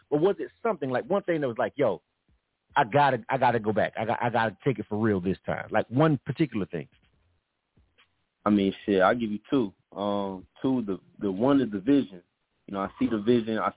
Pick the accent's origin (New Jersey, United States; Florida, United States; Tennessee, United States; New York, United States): Tennessee, United States; Memphis; I'm from Memphis, Tennessee.